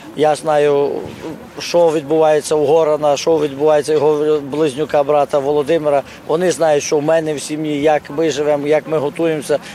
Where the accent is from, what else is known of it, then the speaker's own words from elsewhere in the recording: Ukraine; ми з України